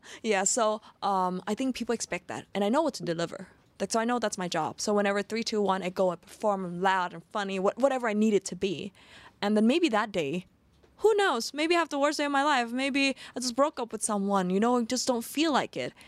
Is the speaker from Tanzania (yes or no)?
no; Sweden; also born or lived in Phuket, Thailand; now in Thailand; I grew up in Sweden